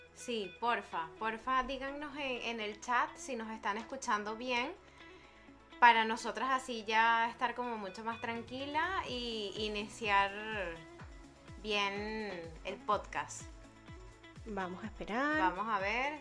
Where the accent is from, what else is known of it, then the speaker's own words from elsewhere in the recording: Barquisimeto, Lara, Venezuela; now in Madrid, Spain; tantos años viviendo cada una en Barquisimeto